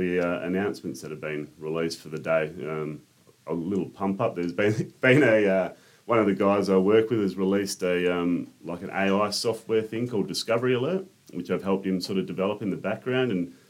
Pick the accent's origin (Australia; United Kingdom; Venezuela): Australia; Albany, Western Australia; moved away as an adult; also born or lived in Katanning; now in Perth, Australia; I grew up in Katanning in Albany